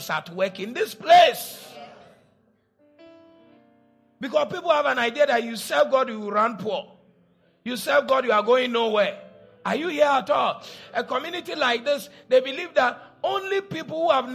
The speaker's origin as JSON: {"language": "English", "town": "Cape Coast", "region": "Central Region", "country": "Ghana", "tie": "born or raised there", "said": "When I was growing up in Cape Coast"}